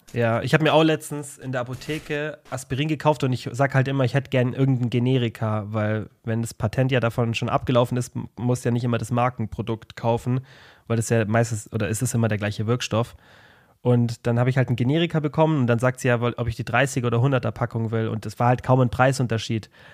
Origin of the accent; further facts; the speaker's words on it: Germany; bei uns in Deutschland